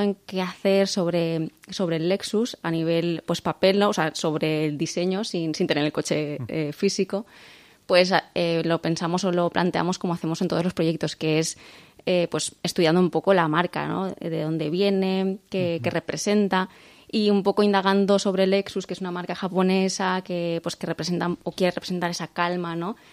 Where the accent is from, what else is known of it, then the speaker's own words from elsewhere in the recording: Valencian Community, Spain; aunque somos españoles, somos valencianos